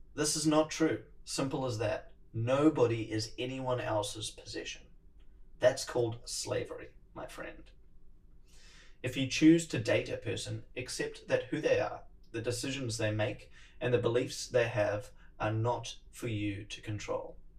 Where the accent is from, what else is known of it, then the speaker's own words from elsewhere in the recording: New Zealand; accent: Kiwi; my Kiwi accent